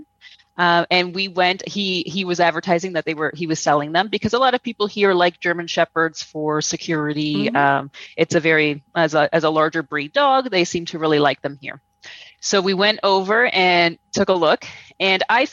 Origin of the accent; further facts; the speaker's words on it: Toronto, Ontario, Canada; moved away as an adult; now in Guatemala; I'm from Toronto. I grew up in Toronto.